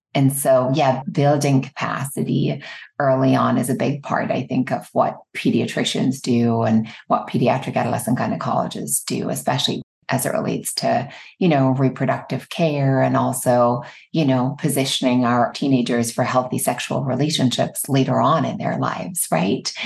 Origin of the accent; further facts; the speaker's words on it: Ireland; moved away as an adult; now in United States; I grew up in Ireland.